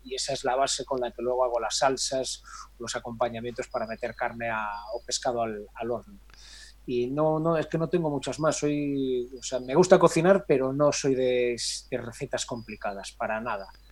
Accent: Galicia, Spain; soy muy gallego

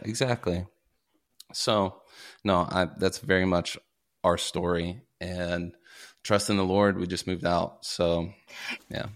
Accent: Paducah, Kentucky, United States; also born or lived in Minnesota; now in Los Angeles, United States; I'm from Kentucky, grew up in Paducah, Kentucky, small little town

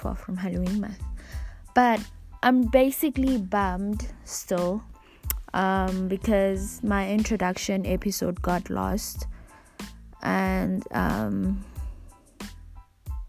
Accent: South Africa; I am 21 years old and I'm from South Africa

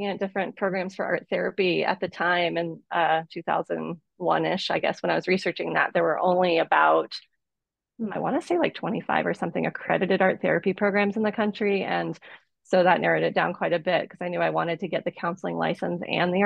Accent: Boulder, Colorado, United States; I will be in my hometown of Boulder, Colorado

